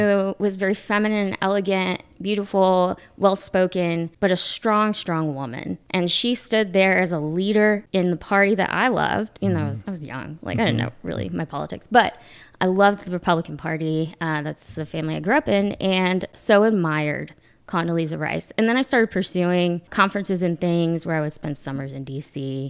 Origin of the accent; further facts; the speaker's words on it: the South, United States; now in North Carolina, United States; I married my husband in DC, and then we both came to North Carolina because we're both from the South.